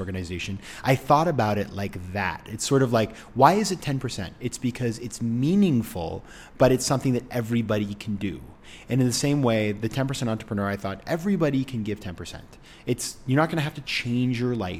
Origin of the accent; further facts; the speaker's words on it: Maine, United States; moved away; in my homeland of Maine, my home state of Maine